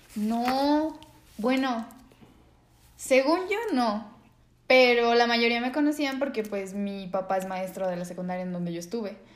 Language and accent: Spanish; Guadalajara, Jalisco, Mexico; somos tapatíos